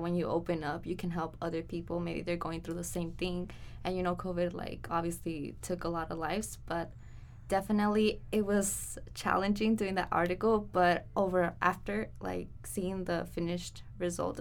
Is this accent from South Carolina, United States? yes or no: no; Los Angeles, California, United States; I grew up here in the San Fernando Valley, and I am Mexican-American, and yeah, I consider myself a Valley girl, so I grew up here